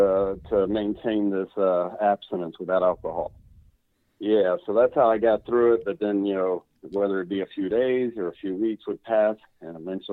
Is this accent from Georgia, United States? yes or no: yes; Atlanta, Georgia, United States; I'm from Atlanta, Georgia, 41